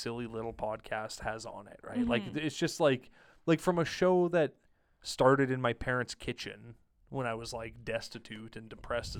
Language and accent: English; Regina, Saskatchewan, Canada; I was born in Saskatoon. I moved here when I was like a year and a half. So Regina's home.